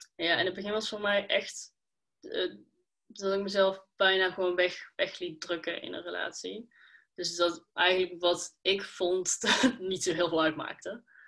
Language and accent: Dutch; Schijndel, North Brabant, Netherlands; ik kom uit Schijndel